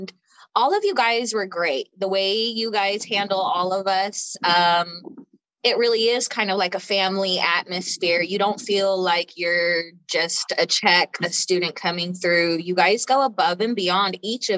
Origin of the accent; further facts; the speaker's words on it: Austin, Texas, United States; I am from Austin, Texas